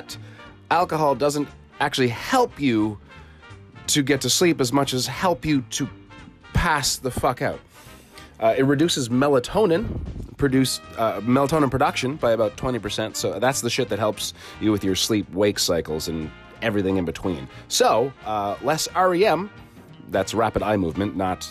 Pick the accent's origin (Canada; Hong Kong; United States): Canada; I'm Canadian.